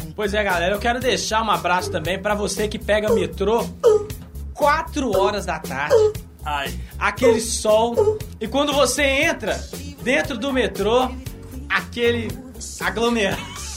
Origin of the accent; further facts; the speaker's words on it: Minas Gerais, Brazil; aqui nós somos mineiros